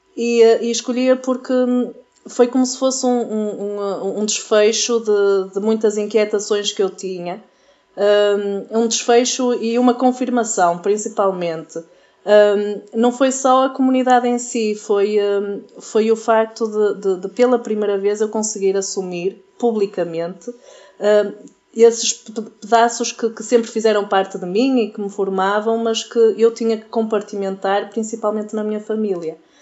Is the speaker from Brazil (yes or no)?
no; Portugal; eu sou de Massiminos